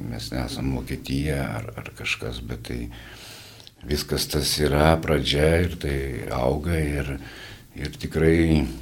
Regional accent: Vilnius, Vilnius County, Lithuania

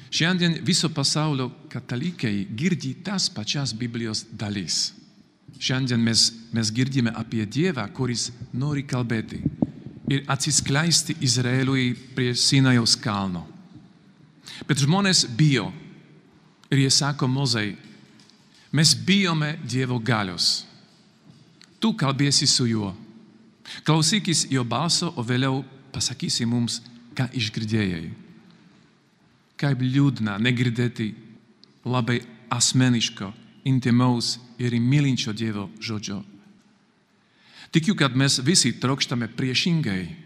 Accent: Slovakia; Lithuanian is a second language; moved away as an adult; now in Kaunas, Lithuania; aš esu iš Slovakijos … aš esu kunigas, redemptoristas, vienuolis, misionierius. Dabar gyvenu Kaune su mano broliu Petru

